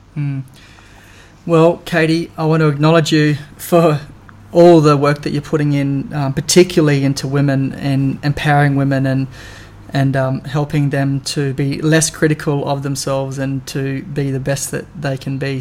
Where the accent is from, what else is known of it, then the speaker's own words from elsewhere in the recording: Darwin, Northern Territory, Australia; I was born and bred in Darwin